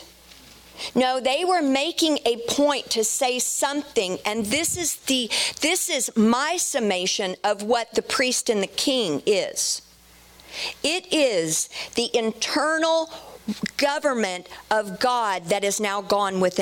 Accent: Dallas, Texas, United States; I'm from Dallas, so I say Melchizedek

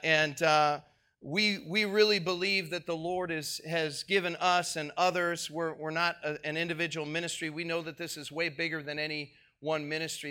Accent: Minneapolis, Minnesota, United States; I'm from Minneapolis

